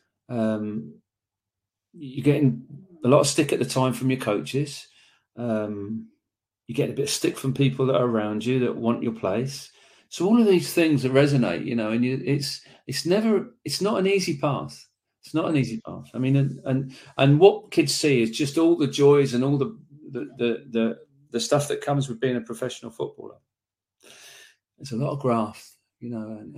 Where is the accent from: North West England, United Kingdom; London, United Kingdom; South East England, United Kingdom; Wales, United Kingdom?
South East England, United Kingdom; Slough; I was born Irish parents in Slough